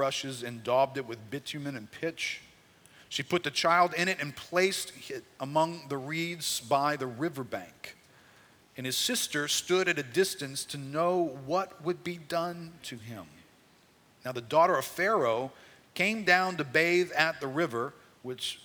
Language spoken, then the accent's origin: English; United States; We're Americans